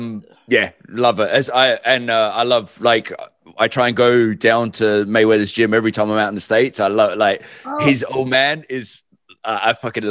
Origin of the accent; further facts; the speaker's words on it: Australia; I'm Aussie